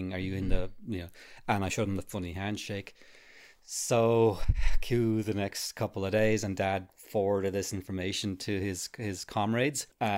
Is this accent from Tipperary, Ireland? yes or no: no; Arklow, County Wicklow, Ireland; There used to be a lodge in my hometown, Arklow, right across Ferrybank.